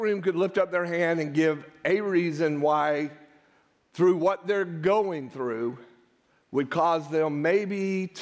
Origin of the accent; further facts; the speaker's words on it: United States; we are American Christians